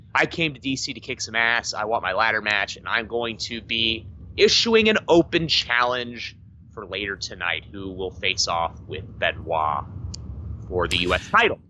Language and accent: English; Washington, District of Columbia, United States; my hometown of Washington, D C.